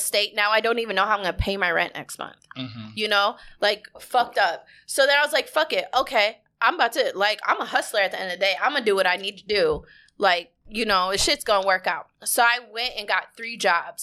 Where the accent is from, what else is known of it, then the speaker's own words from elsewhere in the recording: Minnesota, United States; moved away as an adult; now in Houston, United States; I was born and raised in Minnesota